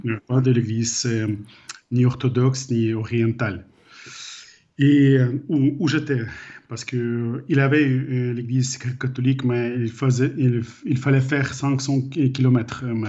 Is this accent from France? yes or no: no; Ukraine; French is a second language; moved away as an adult; also born or lived in Ireland; j'ai grandi en Ukraine après le moment de perestroïka